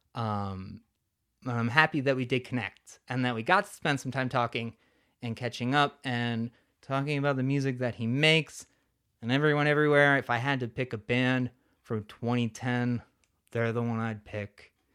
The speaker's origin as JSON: {"language": "English", "town": "Neshanic Station", "region": "New Jersey", "country": "United States", "said": "it's Somerset County, little town called Neshannock"}